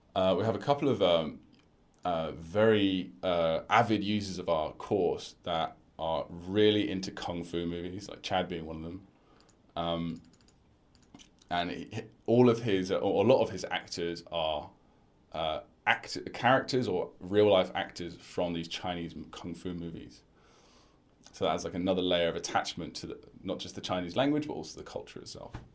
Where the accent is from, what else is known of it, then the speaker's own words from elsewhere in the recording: United Kingdom; my culture personally as a British person